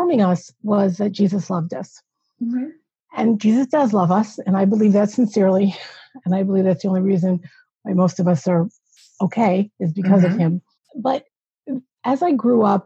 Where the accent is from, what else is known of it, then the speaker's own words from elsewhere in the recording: New York, United States; I'm originally from New York